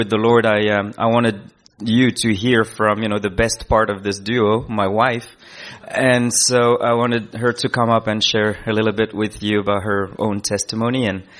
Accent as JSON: {"language": "English", "country": "Madagascar", "moved": "yes", "said": "We come indeed from Madagascar, which is an island from the in the southeast of Africa. And we came here as a family."}